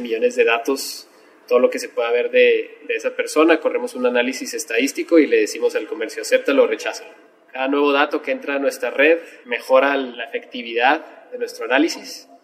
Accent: Mexico; como buenos mexicanos

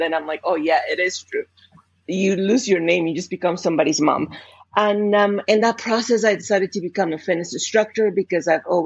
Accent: Colombia; English is a second language; moved away as an adult; now in Canada; clearly from my accent, I'm not English speaker to begin with. I was born and raised in Colombia

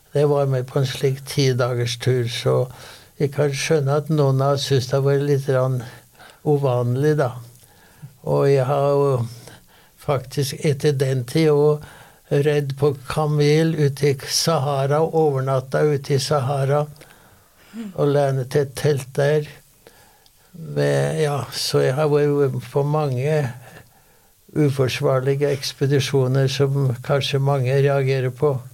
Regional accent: Sør-Fron, Innlandet, Norway; now in Oslo, Norway; er jo en utvandra gudbrandsdøl

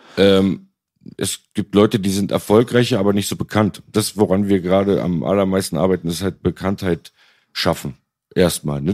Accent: Berlin, Germany; als auch Berliner, aber nicht einer von denen

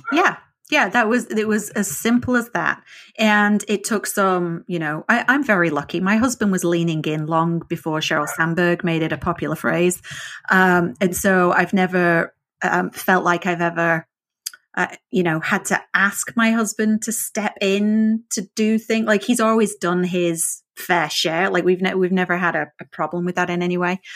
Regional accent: the north of England, United Kingdom; first language English; moved away; I learned English in the north of England and we're not known for our um, exact pronunciation

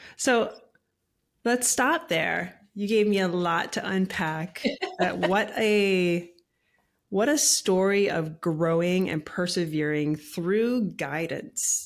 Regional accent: Hawaii, United States; now in Tennessee, United States; I was born and raised in Hawaii as well

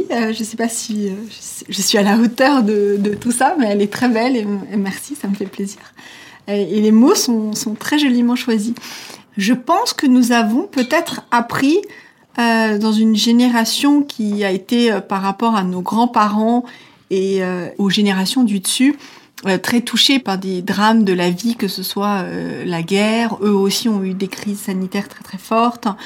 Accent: Switzerland; J'ai grandi en Suisse euh, avec mes grands-parents une partie de mon enfance et j'ai vraiment grandi là-dedans.

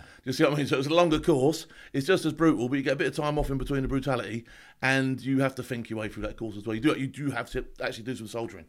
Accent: Southampton, South East England, United Kingdom; also born or lived in Lambeth, London; I was adopted to a family down south. Now, this family in Southampton, they thought they were sort of like middle class, but they weren't.

